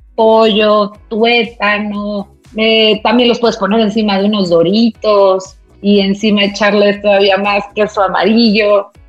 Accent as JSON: {"language": "Spanish", "town": "Toluca", "region": "State of Mexico", "country": "Mexico", "moved": "yes", "lives_now": "Mexico City, Mexico", "said": "Yo, yo no soy de aquí, yo soy de Toluca"}